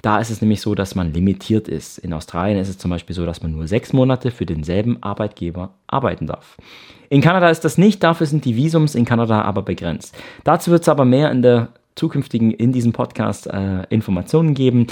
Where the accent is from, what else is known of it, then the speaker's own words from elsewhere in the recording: Ravensburg, Baden-Württemberg, Germany; moved away as an adult; also born or lived in Canada; Ich komme aus Ravensburg im Süden von Deutschland, bin hier auch aufgewachsen